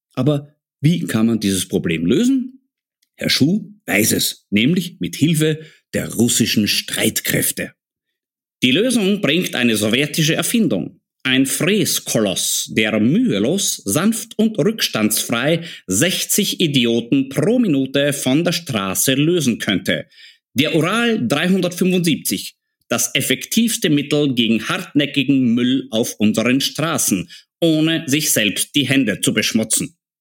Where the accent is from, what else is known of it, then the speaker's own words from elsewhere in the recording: Austria; bei uns in Österreich